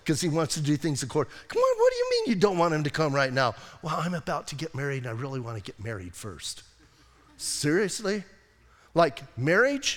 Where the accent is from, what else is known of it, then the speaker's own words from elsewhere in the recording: Bisbee, Arizona, United States; I'm from Bisbee.